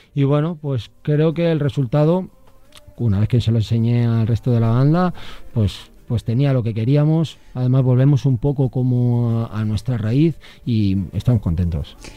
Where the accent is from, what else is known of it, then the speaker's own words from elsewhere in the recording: Salamanca, Castile and León, Spain; soy salmantino